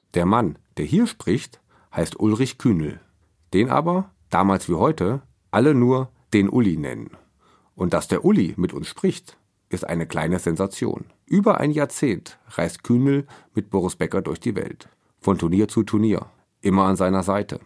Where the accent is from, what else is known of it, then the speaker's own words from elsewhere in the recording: Northern Hesse, Germany; Wie ich stammt er aus Nordhessen